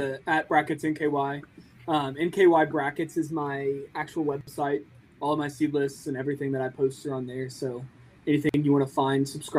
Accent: Ashland, Kentucky, United States; moved away as an adult; I grew up in Ashland, so like 3 hours east from where I'm at now.

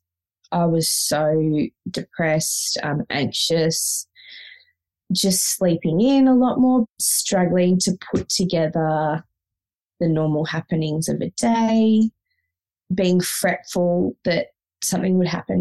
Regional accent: Victoria, Australia; moved away as an adult; also born or lived in Sydney, Australia; we moved from Sydney back to Victoria, which is where we're both originally from

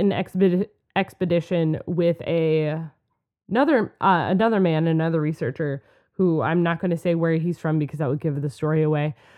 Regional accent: Minnesota, United States; We're from Minnesota. We're in Minnesota

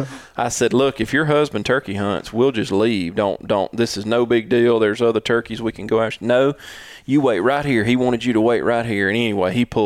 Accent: Mississippi, United States; We're from Mississippi

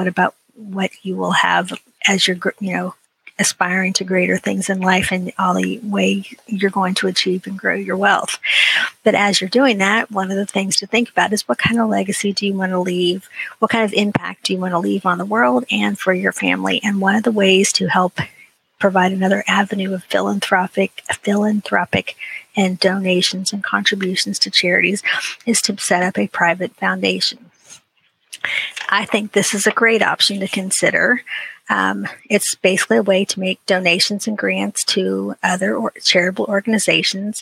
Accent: Ohio, United States; I grew up in a little podunk town in Ohio

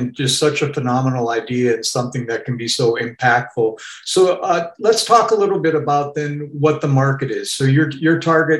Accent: Northwest Montana, United States; also born or lived in Arizona; now in California, United States; I grew up in Northwest Montana

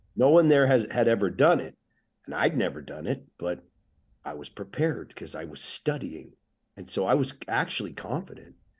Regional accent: Oceanside, California, United States; I'm a skateboarder from Oceanside, North San Diego

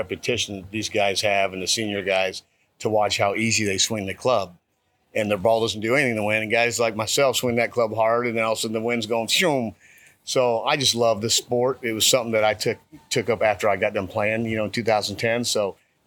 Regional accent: Los Angeles, California, United States; moved away as an adult; also born or lived in Beaumont, Texas; now in Austin, United States; I grew up in Los Angeles.

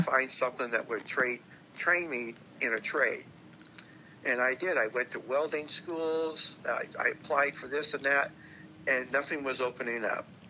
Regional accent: Tacoma, Washington, United States; also born or lived in Ellensburg; I came back to Tacoma from Ellensburg

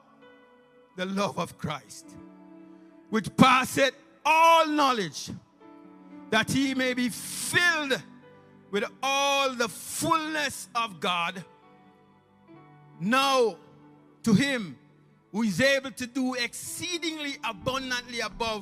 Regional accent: Jamaica; accent: strong Jamaican; In my preaching, you can hear the strong Jamaican accent.

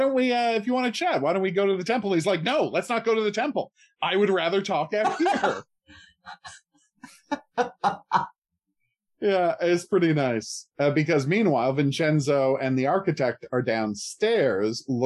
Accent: Canada; I use soccer that time because I'm from Canada

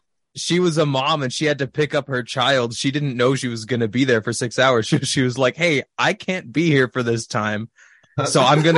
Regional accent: California, United States; I was going to college in Minnesota. I was originally from California.

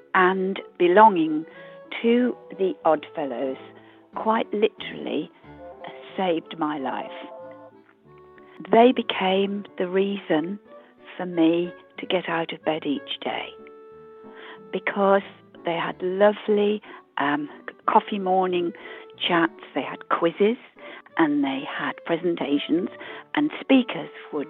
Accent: West Midlands, United Kingdom; I come from Warwickshire.

